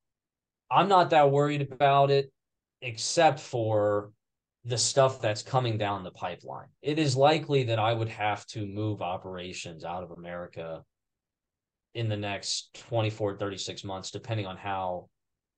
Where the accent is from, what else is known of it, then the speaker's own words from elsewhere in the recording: Ohio, United States; I'll die in my hometown. I never left it. I just love it here. I'm a small town guy in Ohio.